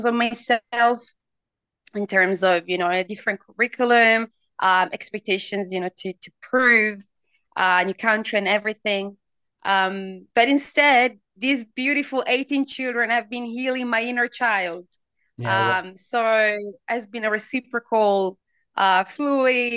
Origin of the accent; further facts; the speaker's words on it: Italy; moved away as an adult; also born or lived in Melbourne, Australia; now in Hangzhou, China; I am Italian